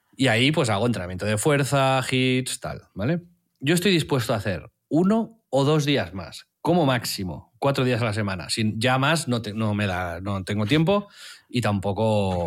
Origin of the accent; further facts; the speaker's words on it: Tiana, Catalonia, Spain; como me crié en Tiana